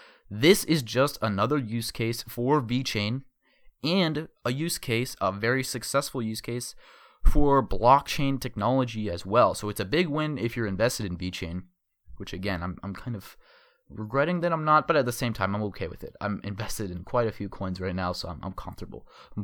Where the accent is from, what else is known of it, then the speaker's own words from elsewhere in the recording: Arizona, United States; my home state, yes, home state of Arizona, I live in Phoenix